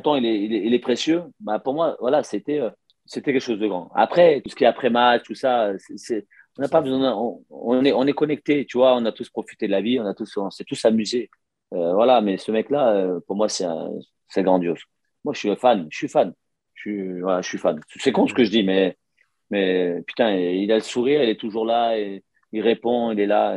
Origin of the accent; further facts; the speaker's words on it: Lyon, Auvergne-Rhône-Alpes, France; moved away as an adult; also born or lived in Barcelona; Je suis né à Lyon